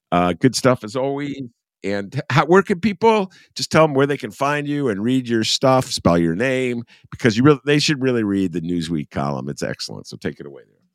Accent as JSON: {"language": "English", "area": "New Trier", "region": "Illinois", "country": "United States", "tie": "born or raised there", "said": "New Trier, that's where I went"}